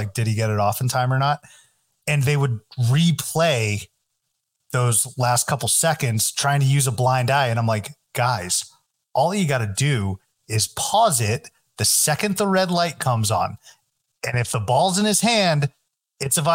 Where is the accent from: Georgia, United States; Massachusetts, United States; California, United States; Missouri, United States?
Massachusetts, United States; near Merrimack, North Andover area; That's close to my hometown.